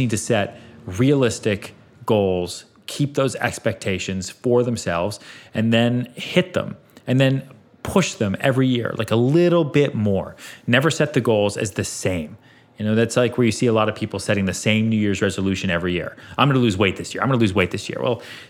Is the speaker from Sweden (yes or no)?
yes; Sweden; We're both from Sweden.